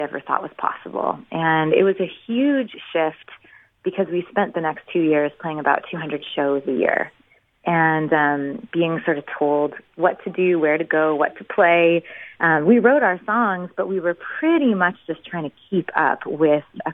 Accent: Winnipeg, Manitoba, Canada; moved away as an adult; now in Nashville, United States; We were both born and raised in Winnipeg

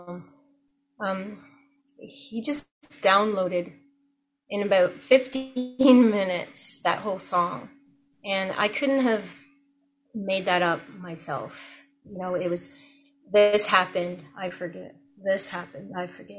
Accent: Jamaica; moved away; I was born in Jamaica

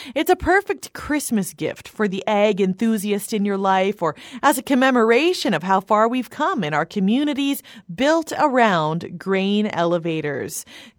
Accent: Winkler, Manitoba, Canada; The first thing I looked for in this book was the grain elevator in the hometown that I grew up in, Winkler.

